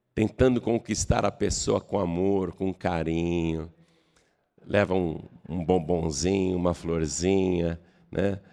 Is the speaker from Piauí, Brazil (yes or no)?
no; Piracicaba, São Paulo, Brazil; eu sou piracicabano, eu sou do interior de São Paulo.